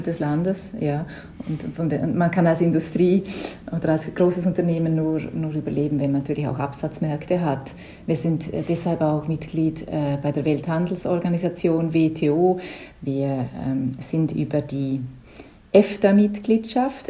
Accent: Liechtenstein; accent: Liechtenstein dialect; first language Liechtenstein German dialect; now in Berlin, Germany; Muttersprache ist ein lichtensteinischer Dialekt

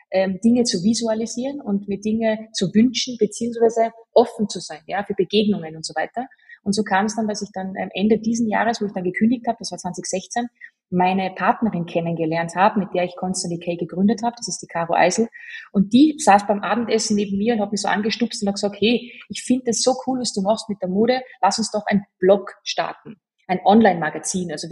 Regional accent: Salzburg, Austria; accent: Salzburg dialect; Ich bemühe mich, schön zu sprechen. Ähm, ich bin ja Salzburgerin und habe dann auch dementsprechend ein bisschen ein Dilekt

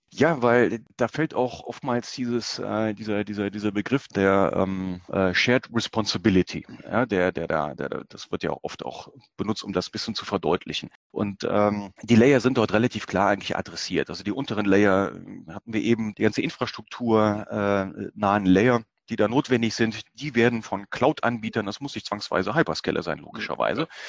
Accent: Germany; bei uns in Deutschland

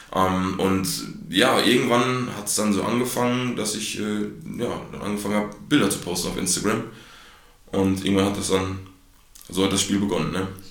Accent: Gütersloh, North Rhine-Westphalia, Germany; bin wie gesagt 23 Jahre in Gütersloh geboren

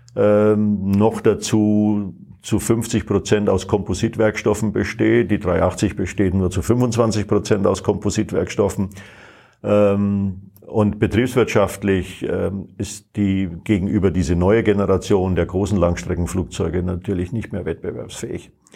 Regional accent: Bayreuth, Bavaria, Germany; moved away; also born or lived in Phoenix; in meiner Heimatstadt in Bayreuth

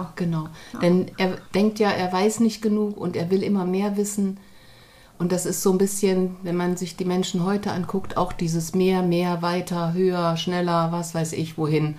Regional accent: East Germany, Germany; now in Hamburg, Germany; ich bin ja in der DDR zur Schule gegangen

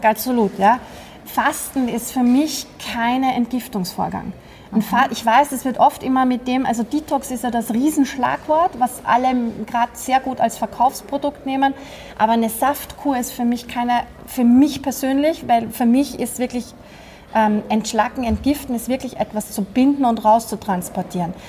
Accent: Vienna, Austria; Also ich bin ja Österreicherin, ich bin Wienerin.

